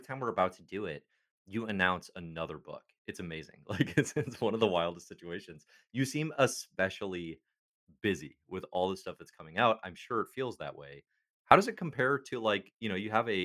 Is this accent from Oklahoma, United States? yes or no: no; around Chicago, Illinois, United States; I grew up around Chicago.